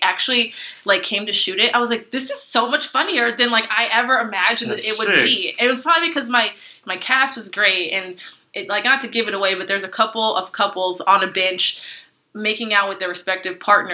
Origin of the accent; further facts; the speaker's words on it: Los Angeles, California, United States; growing up in Los Angeles